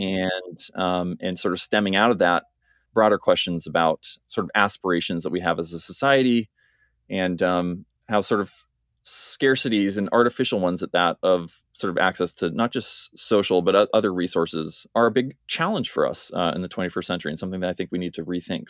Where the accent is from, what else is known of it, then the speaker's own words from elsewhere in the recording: United States; moved away as an adult; now in Cambridge, United Kingdom; as you can hear, I'm an American